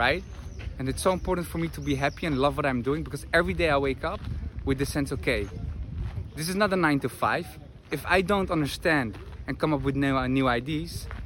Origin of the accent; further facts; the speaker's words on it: Netherlands; moved away as an adult; also born or lived in Madrid; I'm from the Netherlands, currently live in Madrid 5 months a year and travel the world